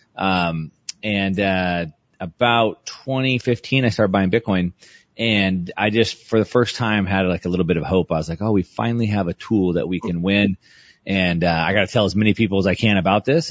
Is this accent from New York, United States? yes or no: no; South Texas, United States; I grew up in South Texas.